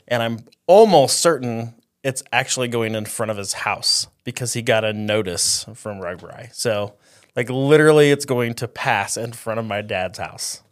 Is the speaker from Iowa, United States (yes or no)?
yes; Eldon, Iowa, United States; I grew up in Eldon, Iowa, so it's right by, right, kinda right between Fairfield and Ottumwa